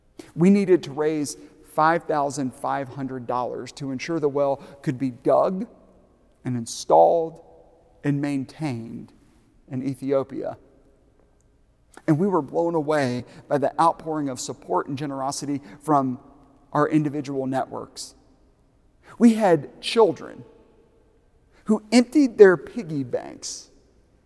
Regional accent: Aiken, South Carolina, United States; moved away; my hometown of Aiken, South Carolina

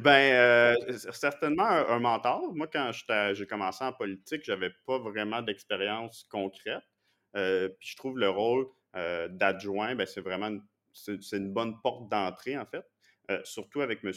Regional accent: Montreal, Quebec, Canada; moved away as an adult; now in Quebec City, Canada; je viens de Montréal, de Pierrefonds, c'est dans l'ouest de l'île

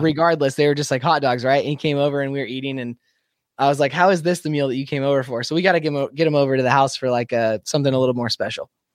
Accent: Spokane, Washington, United States; moved away; my hometown where I grew up, Spokane, Washington

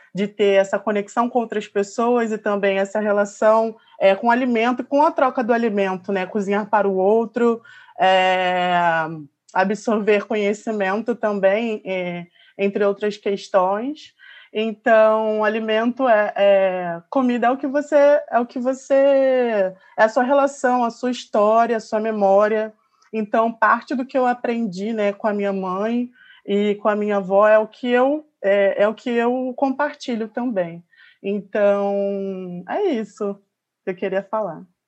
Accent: Baixada Fluminense, Rio de Janeiro, Brazil; eu sou da Baixada Fluminense, aqui do Rio de Janeiro

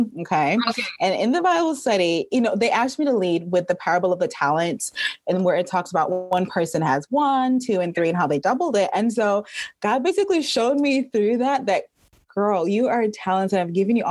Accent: Trinidad & Tobago; now in Atlanta, United States; I am originally from Trinidad and Tobago. So I've been living in Atlanta for almost 20 years

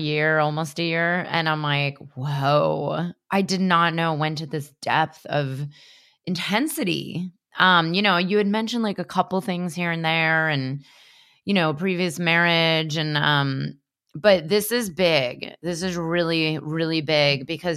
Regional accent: California, United States; I was raised in California

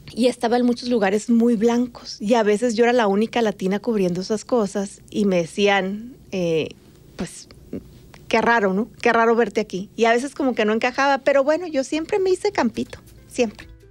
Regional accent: Magdalena de Kino, Sonora, Mexico; moved away as an adult; also born or lived in Los Angeles, United States; now in Phoenix, United States; como soy de Magdalena, hasta una hora de Nogales y Nogales es frontera, mi vida siempre fue muy fronteriza

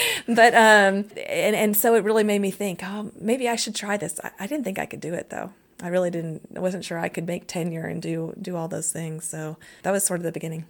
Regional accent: Lexington, Kentucky, United States; I grew up in Kentucky. Kentucky, Lexington, Kentucky

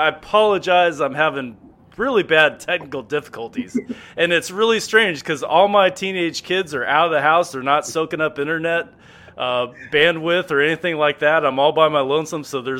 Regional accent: Phoenix, Arizona, United States; growing up in Phoenix, Arizona, I was literally the only Browns fan in my school.

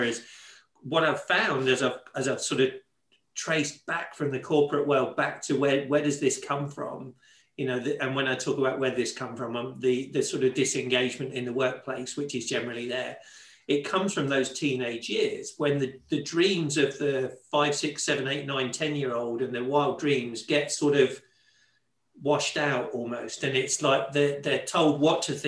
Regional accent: Leicester, East Midlands, United Kingdom; And I grew up in Leicester, in the Midlands, in England.

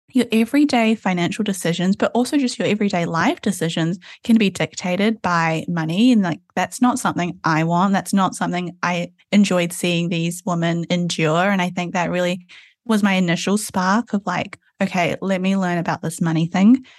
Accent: Auckland, New Zealand; I'm in Auckland, New Zealand, which is where I grew up

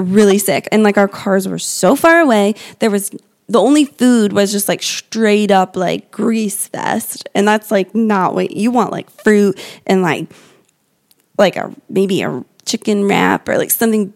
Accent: Indiana, United States; our family, we're from Indiana

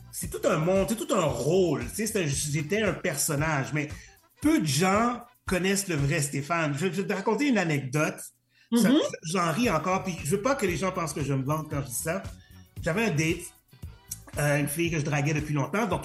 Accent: Montreal, Quebec, Canada; Euh, je suis un haïtien euh, montréalais euh, d'origine haïtienne parce que je suis né, je suis né à Montréal.

